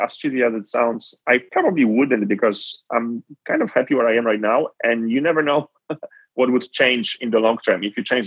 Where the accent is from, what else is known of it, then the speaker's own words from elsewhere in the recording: Poland; moved away; also born or lived in Nigeria; So born and raised in Poland, I was born in the late 80s